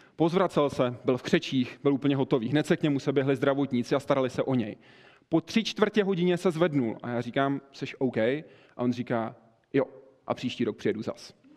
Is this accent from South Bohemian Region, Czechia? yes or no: yes; České Budějovice, South Bohemian Region, Czechia; u nás v Budějcích. Já jsem z Budějc, z jihu